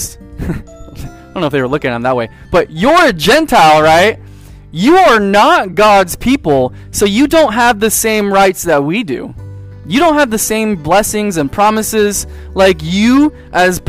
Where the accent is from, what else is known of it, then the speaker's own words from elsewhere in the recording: San Diego, California, United States; moved away; also born or lived in East Coast; I was born in San Diego